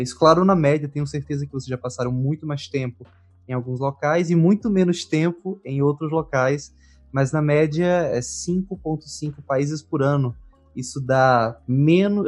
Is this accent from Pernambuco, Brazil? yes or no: yes; Caruaru, Pernambuco, Brazil; eu sou de Caruaru, Pernambuco, fica a 134 quilômetros de Recife